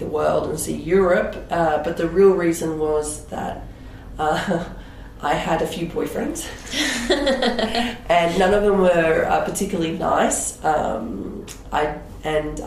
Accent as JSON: {"language": "English", "town": "Sydney", "region": "New South Wales", "country": "Australia", "also_born_or_lived": "England", "moved": "as an adult", "lives_now": "Switzerland", "said": "I'm from Sydney"}